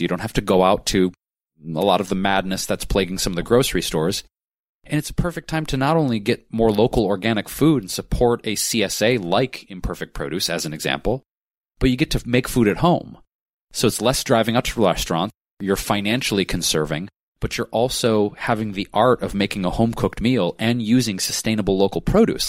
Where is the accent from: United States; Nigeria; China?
United States; Detroit, Michigan; now in Los Angeles, United States; my entire life growing up in Detroit